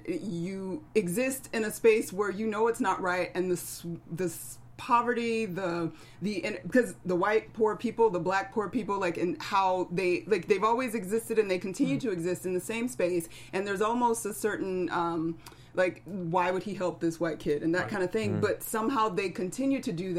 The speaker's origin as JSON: {"language": "English", "town": "Atlanta", "region": "Georgia", "country": "United States", "also_born_or_lived": "Rochester, New York / Chicago", "moved": "yes", "said": "I'm originally from Atlanta, family's in South Georgia, but I also went to school in Rochester, New York, and went to Chicago."}